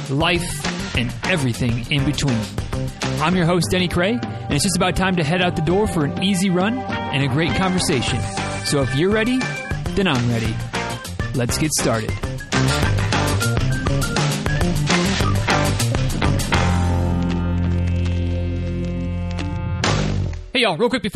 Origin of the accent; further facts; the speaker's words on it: Midwest, United States; I'm from the Midwest, so it's pop, not soda